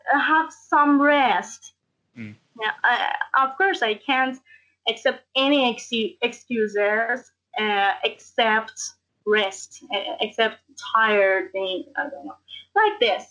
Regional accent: Tehran, Tehran Province, Iran; also born or lived in Karaj; from Iran, Tehran, and I'm 19 years old

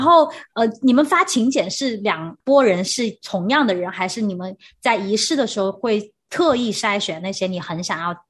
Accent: China; now in Taiwan; 因为我是大陆的背景

